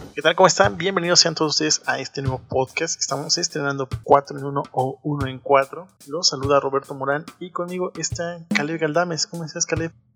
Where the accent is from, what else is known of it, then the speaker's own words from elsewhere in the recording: Mexico; Soy de México, vivo en la Ciudad de México, los saludo desde acá